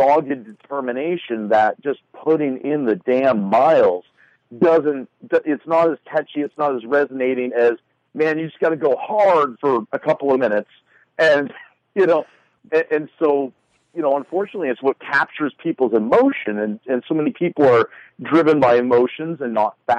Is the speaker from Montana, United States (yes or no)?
yes; Montana, United States; I grew up in Montana, a smaller town, and moved a bit all over the state.